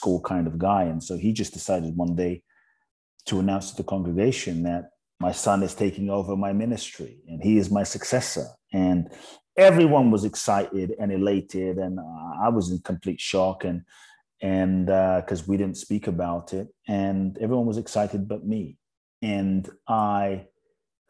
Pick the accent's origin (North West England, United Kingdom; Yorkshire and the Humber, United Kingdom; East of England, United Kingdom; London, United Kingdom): London, United Kingdom; also born or lived in Ghana; I was born in Ghana, West Africa. So my father is from Ghana. My mother's Japanese. I grew up in London.